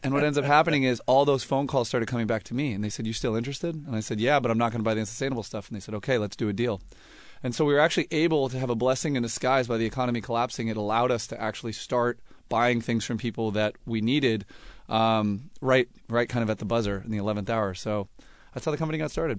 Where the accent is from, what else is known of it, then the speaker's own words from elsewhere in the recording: Los Angeles, California, United States; also born or lived in San Francisco / Berkeley; I was born in, in San Francisco and, uh, grew up in Los Angeles